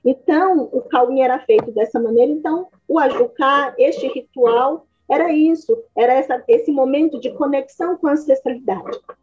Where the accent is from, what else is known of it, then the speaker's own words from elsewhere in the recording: Manaus, Amazonas, Brazil; also born or lived in Minas Gerais; eu nasci em Minas e aí eu fui ainda pequena para o Amazonas, para Manaus, né? Então foi lá que eu tive toda a minha base